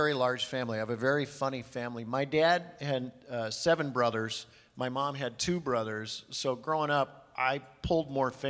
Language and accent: English; Detroit, Michigan, United States; I grew up in Detroit, Michigan, and played a lot of hockey over in Canada.